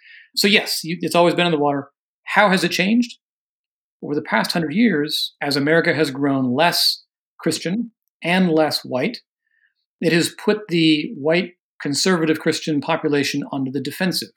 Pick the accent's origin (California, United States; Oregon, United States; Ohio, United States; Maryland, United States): Oregon, United States; I'm from Oregon. I didn't grow up in the South.